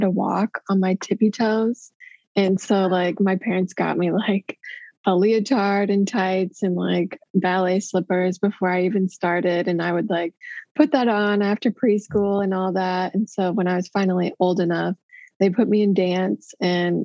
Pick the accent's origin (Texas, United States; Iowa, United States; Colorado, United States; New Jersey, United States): Iowa, United States; Des Moines; I was born in Iowa City, Iowa, and around age 6, I moved to Des Moines.